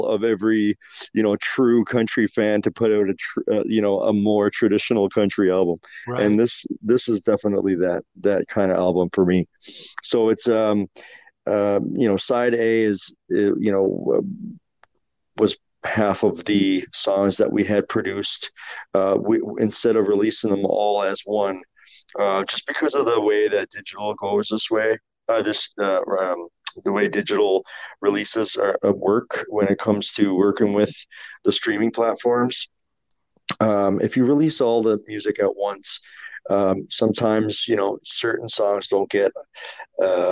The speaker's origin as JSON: {"language": "English", "region": "Newfoundland and Labrador", "country": "Canada", "tie": "born or raised there", "said": "I'm from Newfoundland"}